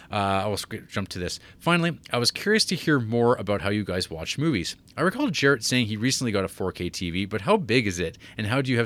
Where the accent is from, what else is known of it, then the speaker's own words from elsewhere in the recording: Netherlands; I'm actually from the Netherlands, the country known for The Vanishing and Verhoeven.